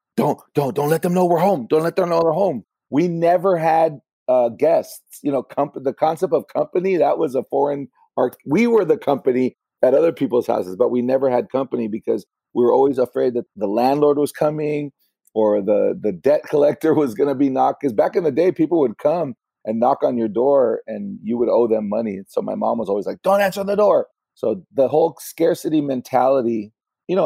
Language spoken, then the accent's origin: English; Los Angeles, California, United States; I grew up in LA with my single mom, and I did grow up in a Latino community